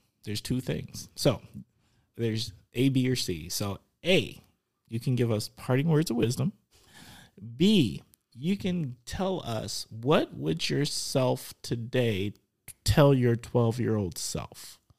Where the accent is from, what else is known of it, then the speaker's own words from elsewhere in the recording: Milwaukee, Wisconsin, United States; Because I'm from the Mill.